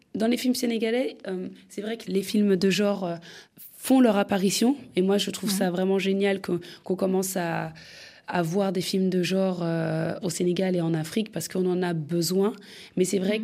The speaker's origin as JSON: {"language": "French", "country": "France", "tie": "born or raised there", "said": "je, suis née en France, j'ai grandi en France, j'ai fait la fémis"}